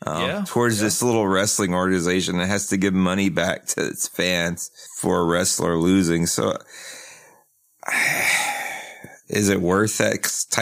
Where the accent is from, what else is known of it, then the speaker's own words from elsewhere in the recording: South Carolina, United States; I grew up in South Carolina.